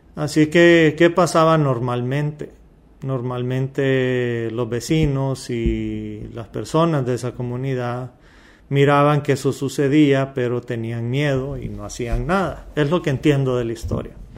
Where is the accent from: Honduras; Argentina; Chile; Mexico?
Honduras; yo nací en Honduras, soy descendencia árabe, pero yo soy mitad árabe